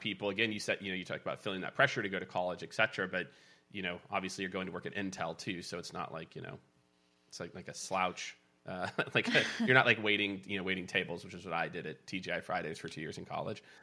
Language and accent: English; Kansas City, United States; I grew up in Kansas City